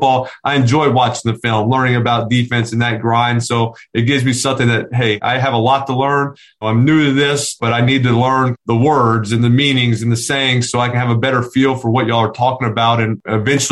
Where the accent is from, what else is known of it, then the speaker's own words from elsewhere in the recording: New Orleans, Louisiana, United States; We grew up in Louisiana